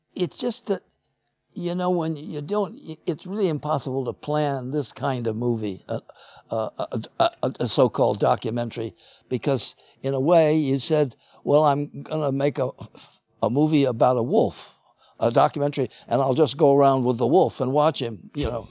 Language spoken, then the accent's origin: English; Chicago, Illinois, United States; I grew up in Chicago